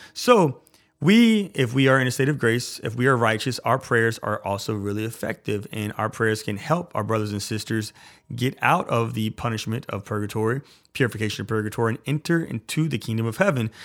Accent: Louisiana, United States; I'm from Louisiana.

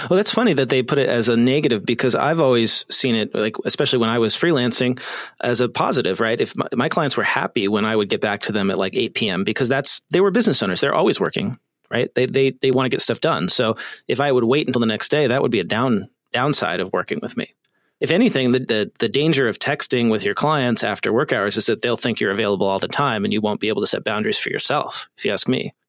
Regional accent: California, United States; the great state of California, my home state

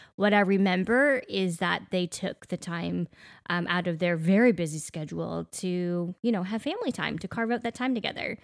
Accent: Canada; now in Middle Tennessee, United States; growing up in Canada, I don't know about you, Daniel, but our schools never had air conditioning

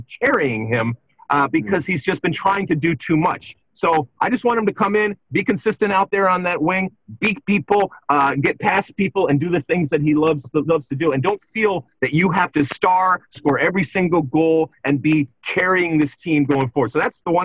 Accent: Detroit, Michigan, United States; Canada was my team growing up in Detroit with our proximity

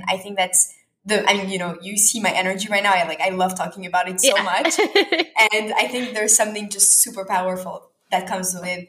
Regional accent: Canada; moved away as an adult; now in Tel Aviv, Israel; And actually after growing up in Canada, I studied in Tel Aviv and then I studied in New York and then went back to Paris for a bit and then back to Montreal during COVID.

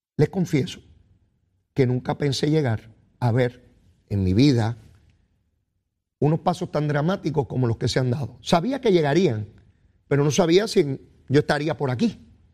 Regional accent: Puerto Rico; somos boricuas

